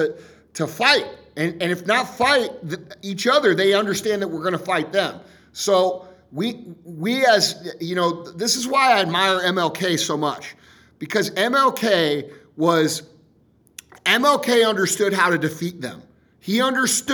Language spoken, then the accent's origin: English; St. Louis, Missouri, United States; I'm from St. Louis